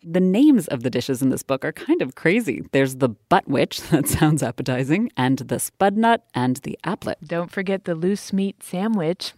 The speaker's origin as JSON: {"language": "English", "region": "Maryland", "country": "United States", "tie": "born or raised there", "said": "my home state, Maryland"}